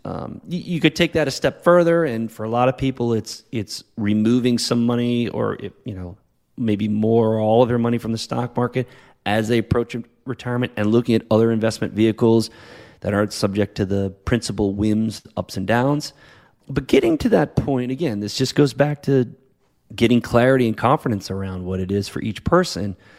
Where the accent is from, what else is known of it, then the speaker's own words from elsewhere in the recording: New England, United States; also born or lived in Boston; now in La Jolla, United States; growing up in, in New England area as it is now living out here in California.